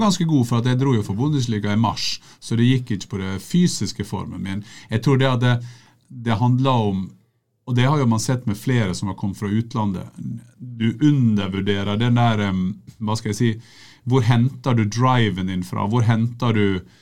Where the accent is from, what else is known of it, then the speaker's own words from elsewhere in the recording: Sunnmøre, Møre og Romsdal, Norway; Som sunnmøringer flest så driver jeg for meg sjøl.